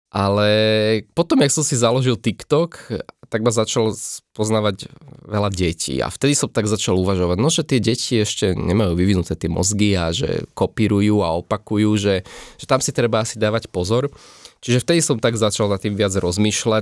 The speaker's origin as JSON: {"language": "Slovak", "country": "Slovakia", "said": "ja som odtiaľto a tu mám nejaké také svoje korene"}